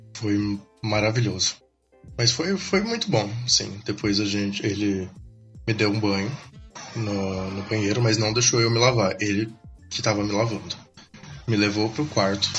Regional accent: São Paulo, Brazil; eu sou de São Paulo

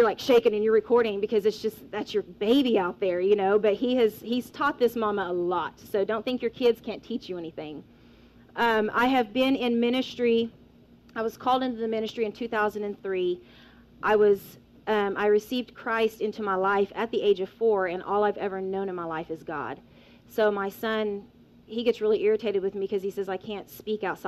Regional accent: Weatherford, Oklahoma, United States; I am from Weatherford, Oklahoma.

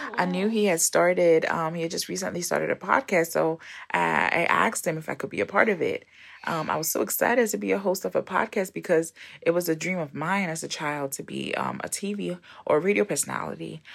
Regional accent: Ghana; now in United States; I am originally from Ghana, um, yes, the home of the best jollof. I am based here in, uh, the U S

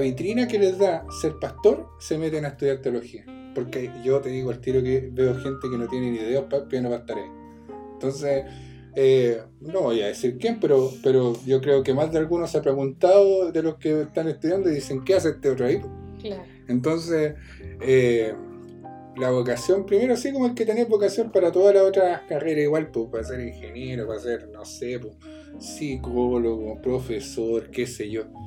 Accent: Chile; nuestro sur de Chile

